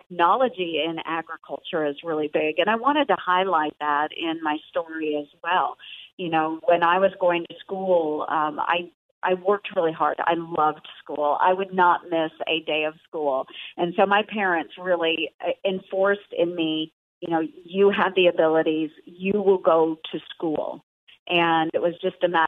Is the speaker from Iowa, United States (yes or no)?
yes; Southwest Iowa, United States; I'm from Southwest Iowa, a very rural county